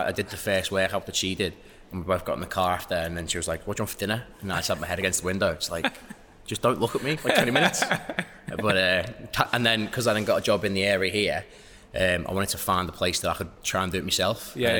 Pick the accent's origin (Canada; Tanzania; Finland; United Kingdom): United Kingdom; London; also born or lived in Wirral, North West England; But I was born in the Wirral, moved to London, I was 8. And then, been here.